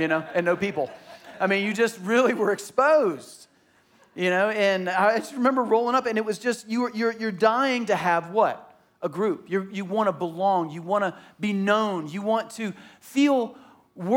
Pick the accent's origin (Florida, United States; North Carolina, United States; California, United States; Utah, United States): Florida, United States; Tallahassee; I grew up in Tallahassee and it was hilly